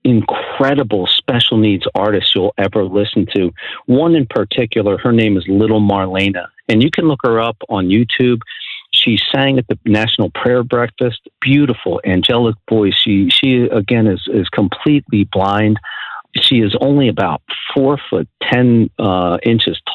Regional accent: New Jersey, United States; moved away; I'm originally from New Jersey, so sometimes I mumble my words

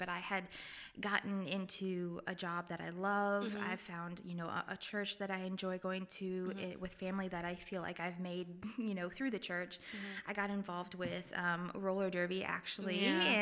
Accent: Raritan, Illinois, United States; now in Jackson, United States; I'm actually from a little village in Illinois

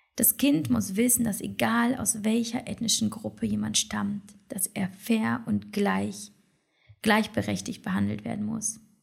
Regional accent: Poland; also born or lived in China; now in Germany; als Polin

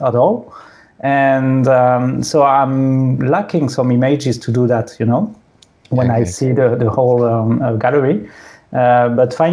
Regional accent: France; English is a second language; also born or lived in Sydney, Australia; The English at school in France is really bad

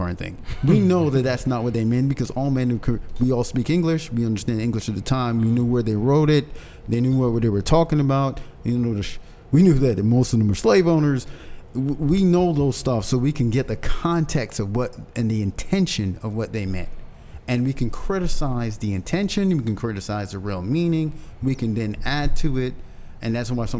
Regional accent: United States; I'm an American

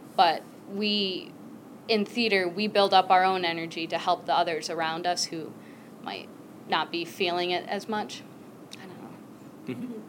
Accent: Michigan, United States; also born or lived in Guatemala; Then I was brought to the U.S. here in Michigan. I grew up here. This is where I've been my whole time

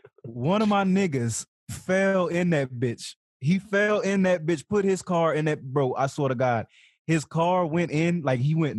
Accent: Louisiana, United States; now in Las Vegas, United States; I moved from Louisiana

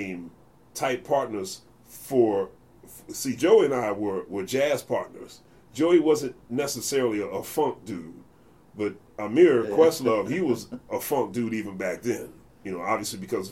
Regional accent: Philadelphia, Pennsylvania, United States; Growing up in Philly, when I grew up, I got lucky

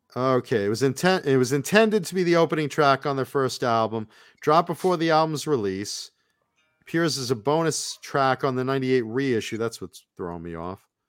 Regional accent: East Coast, United States; I grew up on the East Coast

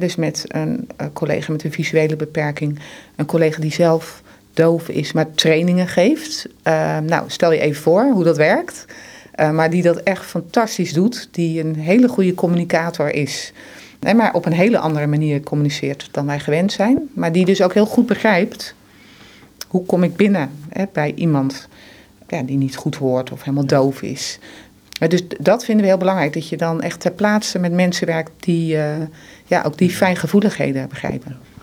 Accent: Netherlands; wij als Nederlanders

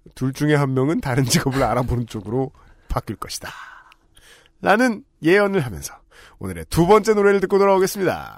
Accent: Seoul, South Korea; 이 서울에서 나고 자란 저는

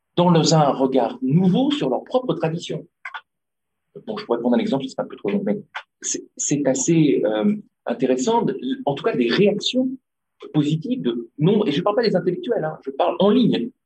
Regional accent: Tunisia; je suis tunisien aussi

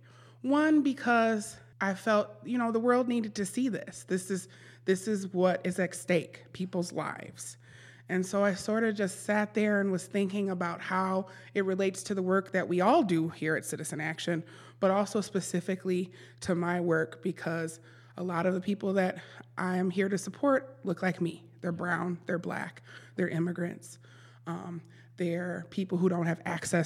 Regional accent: Milwaukee, Wisconsin, United States; Born and raised in Milwaukee, MPS grad

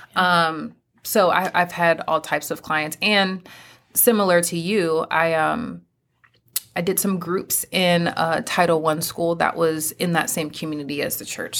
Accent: Pennsylvania, United States; moved away as an adult; now in North Carolina, United States; my home state, Pennsylvania

